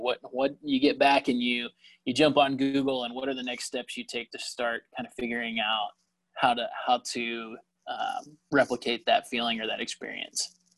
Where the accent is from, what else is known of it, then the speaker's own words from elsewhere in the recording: Lilburn, Georgia, United States; I grew up uh, here in Lilburn, so not too far away